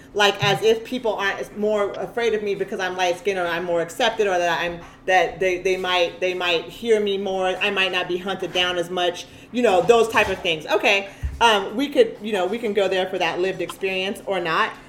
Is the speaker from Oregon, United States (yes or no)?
yes; Eugene, Oregon, United States; my experience living as a black woman, growing up in Eugene